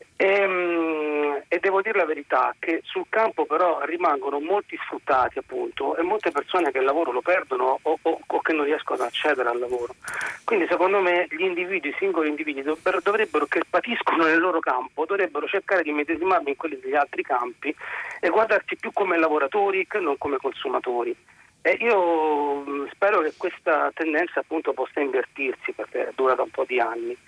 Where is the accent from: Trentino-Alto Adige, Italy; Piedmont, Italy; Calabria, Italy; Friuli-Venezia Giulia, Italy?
Calabria, Italy; sono calabrese